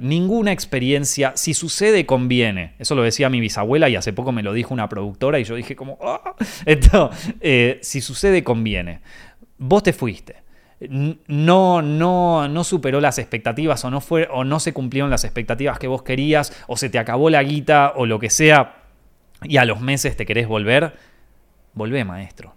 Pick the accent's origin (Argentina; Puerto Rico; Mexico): Argentina; moved away as an adult; now in Spain